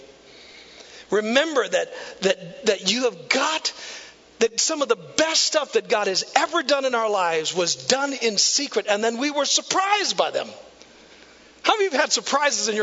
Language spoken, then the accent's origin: English; Neillsville, Wisconsin, United States; moved away as an adult; also born or lived in Marshfield, Wisconsin; now in Tulsa, United States; I grew up in Neillsville